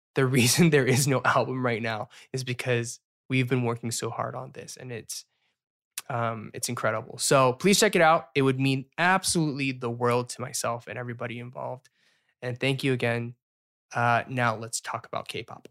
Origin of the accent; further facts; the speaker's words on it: the South, United States; accent: Southern; when I'm here, my Southern accent comes out every once in a while